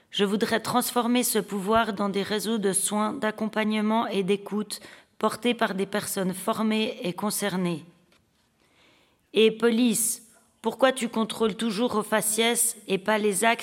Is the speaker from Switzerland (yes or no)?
yes; Switzerland; Je suis née en Suisse et j'ai grandi en Suisse.